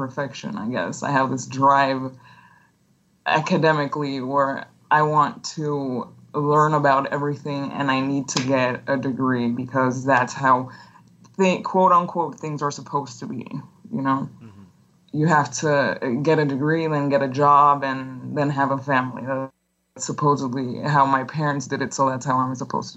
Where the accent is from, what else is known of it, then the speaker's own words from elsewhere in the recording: Tegucigalpa, Francisco Morazán, Honduras; English is a second language; moved away as an adult; also born or lived in Texas; I'm from Tegucigalpa, Honduras